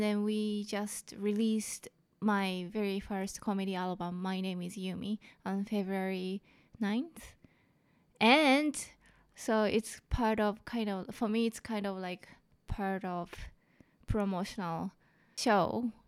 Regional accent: Japan; accent: thick Japanese; English is a second language; now in Vancouver, Canada; I have thick Japanese accent

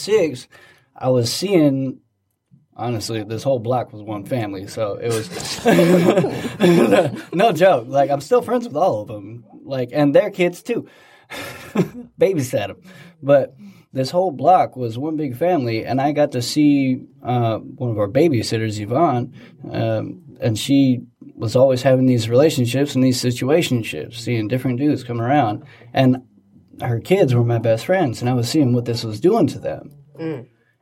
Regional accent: Fresno, California, United States; I grew up in California in downtown Fresno

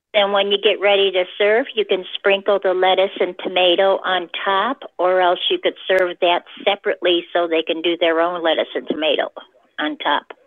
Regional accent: Chicago, Illinois, United States; now in southern Indiana, United States; I'm from Indiana. Originally from Chicago, but I live in southern Indiana

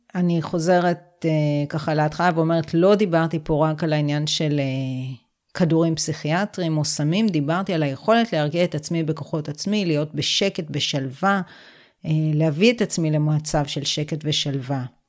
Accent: Israel; גדלתי בקיבוץ

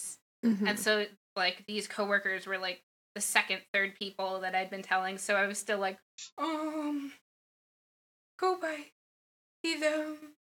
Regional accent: Florida, United States; because I came from Florida, so I think that's probably all that you need.

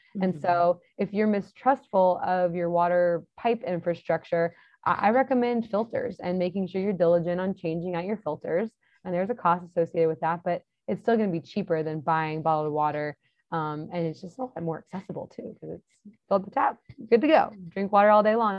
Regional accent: Texas, United States; I'm from Texas

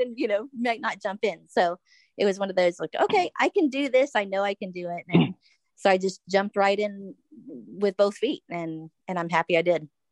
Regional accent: Florida, United States; moved away; I'm originally from Florida. Uh, still, my whole family's still there

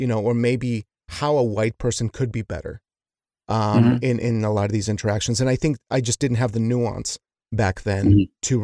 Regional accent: Wyoming, United States; growing up in Wyoming

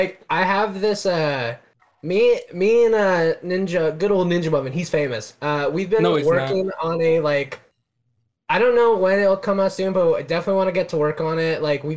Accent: United Kingdom; I'm British.

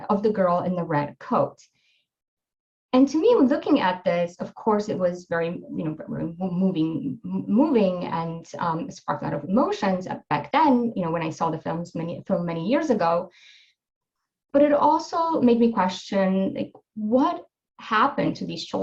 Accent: Poland; my being Polish and of course like that shaped my interest um, about what happened in my home country

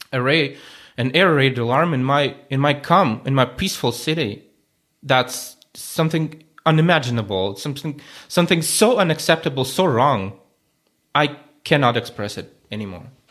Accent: Moscow, Russia; moved away as an adult; now in Ukraine; I was growing up in Moscow, in the capital

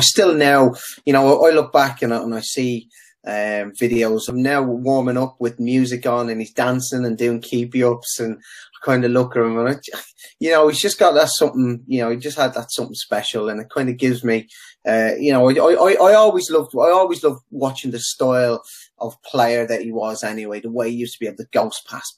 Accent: Dublin, Leinster, Ireland; Sundrive Park was just up the road from the house where we grew up on Clogger Road

